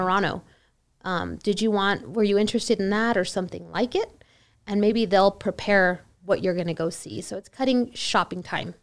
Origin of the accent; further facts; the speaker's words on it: El Paso, Texas, United States; I'm from El Paso, born and raised